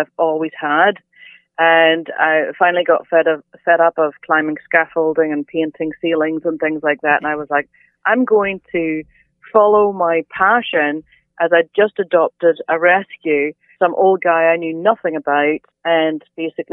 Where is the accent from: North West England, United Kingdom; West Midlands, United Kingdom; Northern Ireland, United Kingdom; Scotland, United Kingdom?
Northern Ireland, United Kingdom; moved away as an adult; also born or lived in Alberta, Canada; now in Nova Scotia, Canada; I'm originally from Northern Ireland, relocated to Alberta for 10 and a half years, and now in Nova Scotia for the past 10 years. So I've had half my life on both sides of the pond